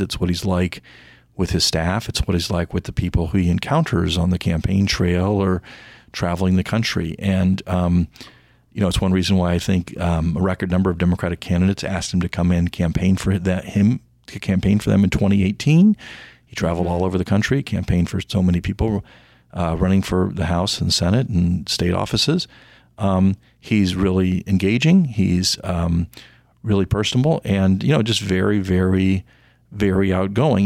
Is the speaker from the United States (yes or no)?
yes; Indianapolis, Indiana, United States; I grew up in Indianapolis, Indiana